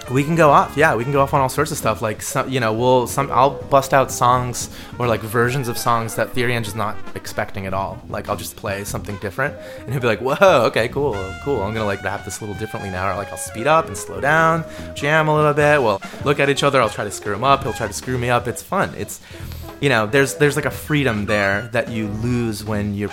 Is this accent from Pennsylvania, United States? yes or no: no; Maryland, United States; I wasn't born in the Bronx. Like I didn't grow up in the hood. I'm from Maryland and I lived in the suburbs.